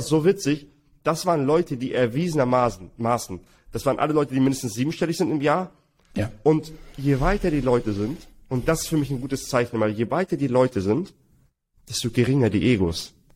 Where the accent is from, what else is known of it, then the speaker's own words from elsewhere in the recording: Hamburg, Germany; wir kommen beide aus Hamburg